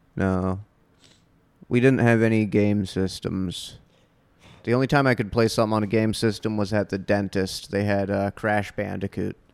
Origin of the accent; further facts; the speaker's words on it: Half Moon Bay, California, United States; I grew up in an, uh, Half Moon Bay, home of the Half Moon Bay Pumpkin Festival